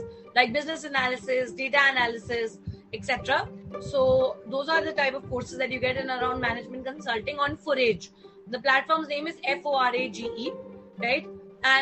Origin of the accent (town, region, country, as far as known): India